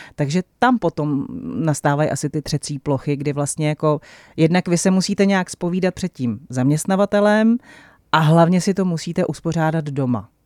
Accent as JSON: {"language": "Czech", "country": "Czechia", "said": "my Češi"}